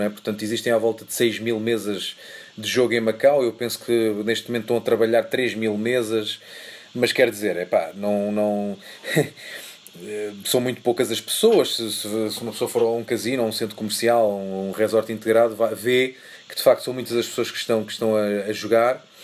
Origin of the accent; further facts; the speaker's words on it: Bogotá, Colombia; Portuguese is a second language; Olá, eu sou … e sou colombiana. Estou a ouvir o podcast em Bogotá